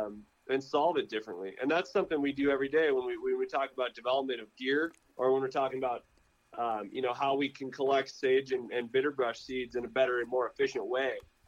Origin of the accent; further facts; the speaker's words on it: Midwest, United States; like, we grew up with in the Midwest, like those wool rich outer layers